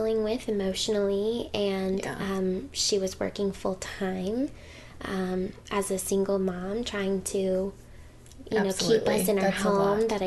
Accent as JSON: {"language": "English", "town": "Owasso", "region": "Oklahoma", "country": "United States", "tie": "born or raised there", "also_born_or_lived": "Hackensack, New Jersey", "said": "growing up in the Bible Belt"}